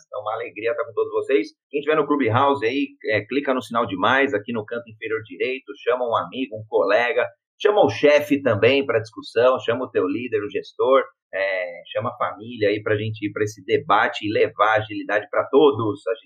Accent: Brazil; brasileiro, homem cis, pele branca

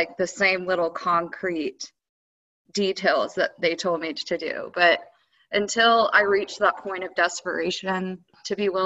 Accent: Dallas, Texas, United States; moved away; also born or lived in Colorado / Louisiana; I'm originally from Dallas

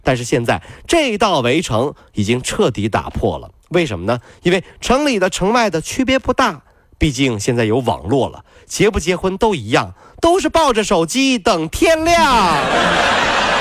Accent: Ningbo, Zhejiang, China; 我是宁波人啊

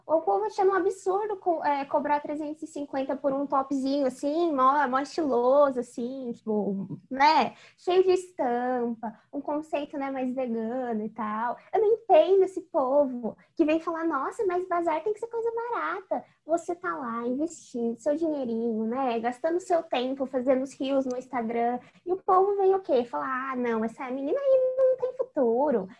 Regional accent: Jundiaí, São Paulo, Brazil; eu tenho 19 anos, sou de Jundiaí

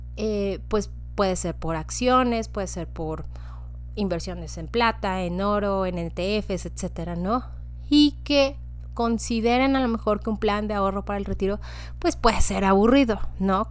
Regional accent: Mexico; nos da a nosotros como ciudadanos mexicanas

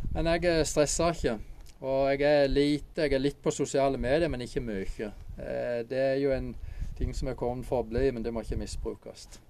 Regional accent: Åseral, Agder, Norway; now in Holum, Norway; Født og oppvokst i Åseral

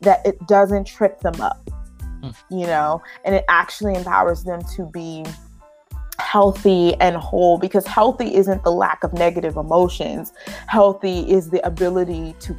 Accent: Dallas, Texas, United States; I grew up in Dallas, Texas, and I grew up in an urban community

